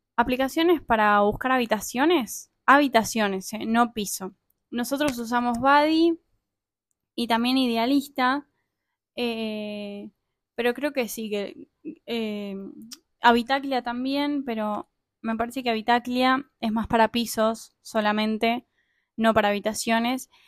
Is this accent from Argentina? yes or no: yes; Argentina; moved away as an adult; como todo argentino